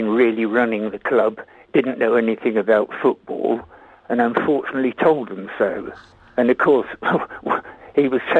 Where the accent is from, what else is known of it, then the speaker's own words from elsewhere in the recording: Prestwood, South East England, United Kingdom; I was brought up in Prestwood